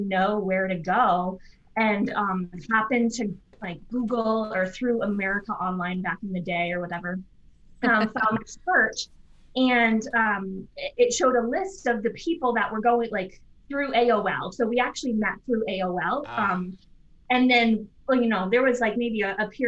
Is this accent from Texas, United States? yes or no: no; Massachusetts, United States; I'm from Massachusetts